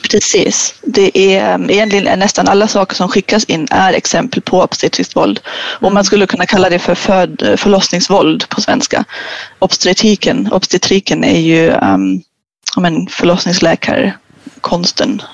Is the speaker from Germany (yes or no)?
yes; Germany; now in Sweden; jag är ju tysk